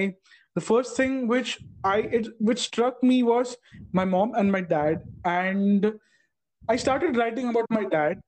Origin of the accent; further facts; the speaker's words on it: Tamil Nadu, India; I'm from Tamil Nadu